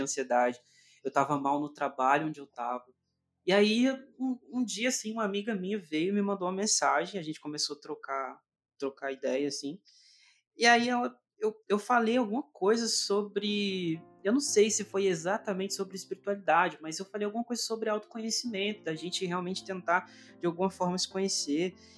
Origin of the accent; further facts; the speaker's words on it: interior of Minas Gerais, Brazil; also born or lived in Northeast Brazil; como eu vivo no interior de Minas, eu nasci, eu nasci lá no Nordeste, mas vim para cá com um ano. Então, uhum. é, vivi minha vida toda aqui no interior de Minas